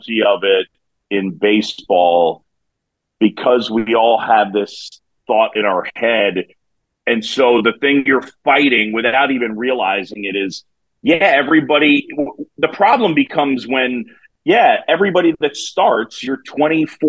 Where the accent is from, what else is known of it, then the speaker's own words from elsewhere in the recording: New York City, New York, United States; moved away; I grew up in New York City